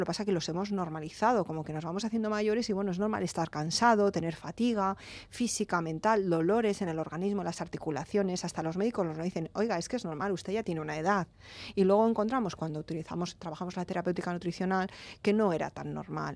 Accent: Alicante, Valencian Community, Spain; yo que soy de Alicante

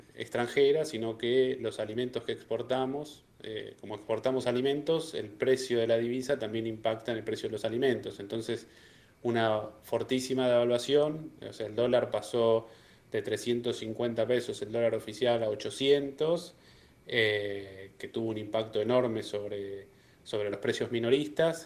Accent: Argentina

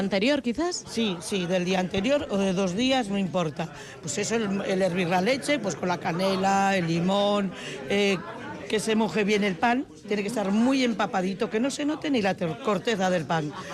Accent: Galicia, Spain; also born or lived in Zaramaga, Vitoria-Gasteiz; now in Vitoria-Gasteiz, Spain; como buena gallega

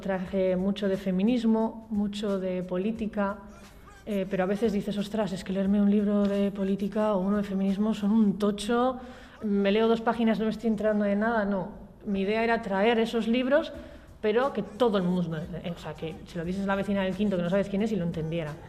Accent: Valle de Trápaga, Basque Country, Spain; also born or lived in Muskiz / Gallarta / San Sebastián / Portugalete; soy del Valle, del Valle de Trápaga. He vivido en el Valle, en Musquis, en Gallarta, en Donosti

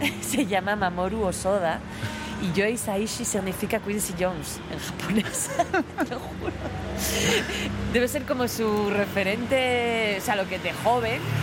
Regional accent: Vitoria, Basque Country, Spain; moved away; yo, yo soy de Vitoria

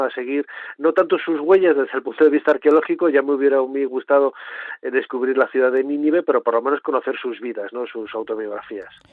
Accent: Valladolid, Castile and León, Spain; yo vengo de una familia muy humilde de, de Valladolid, aunque nací en León

